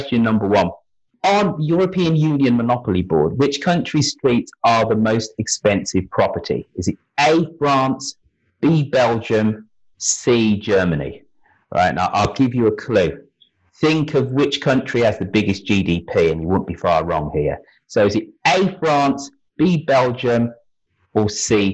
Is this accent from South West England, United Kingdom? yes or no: no; Birmingham, West Midlands, United Kingdom; my hometown